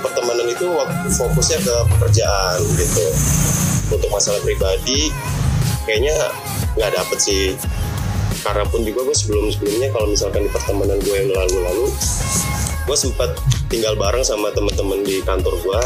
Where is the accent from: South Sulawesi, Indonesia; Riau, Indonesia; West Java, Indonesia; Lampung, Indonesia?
Lampung, Indonesia; moved away; Gua dari Lampung